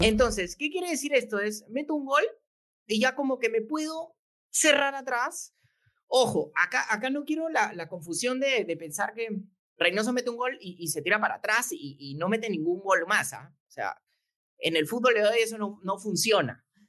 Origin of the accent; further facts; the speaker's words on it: Peru; somos nosotros los peruanos